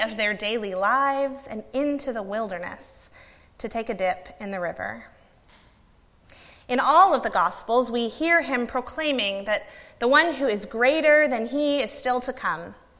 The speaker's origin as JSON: {"language": "English", "region": "Gulf Coast of Florida", "country": "United States", "tie": "born or raised there", "moved": "yes", "lives_now": "Monroe, United States", "said": "Growing up on the Gulf Coast of Florida, we spent a fair amount of time at the beach in my childhood."}